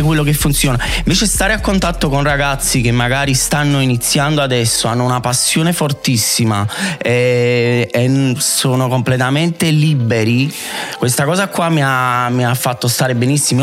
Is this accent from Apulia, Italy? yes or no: no; Naples, Campania, Italy; also born or lived in Vomero, Naples; io non sono originario del Vomero, sono di Fuorigrotta